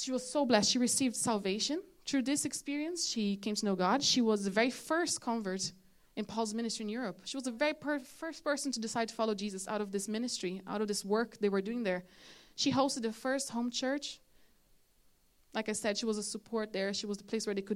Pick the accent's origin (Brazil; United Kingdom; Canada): Brazil; now in Ireland; I'm from Brazil